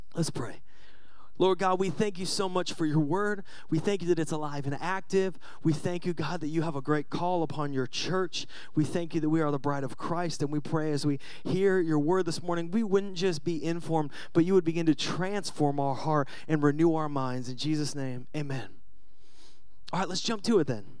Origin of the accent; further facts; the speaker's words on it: Seattle, Washington, United States; I'm from Seattle